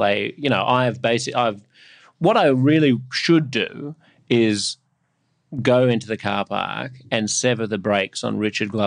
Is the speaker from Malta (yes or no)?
no; Australia; moved away; also born or lived in New York City; I loved growing up in Australia.